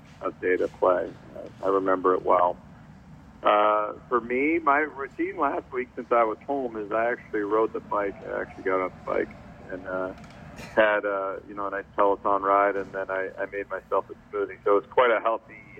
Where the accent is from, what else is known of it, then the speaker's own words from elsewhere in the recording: Midwest, United States; growing up in the Midwest, I definitely had some friends that played